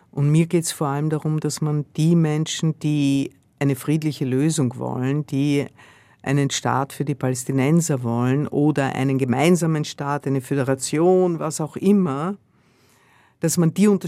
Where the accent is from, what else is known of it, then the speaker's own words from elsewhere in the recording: Austria; Ich komme aus Österreich, wo die FPÖ weitaus stärker ist, in einigen Bundesländern in der Regierung ist.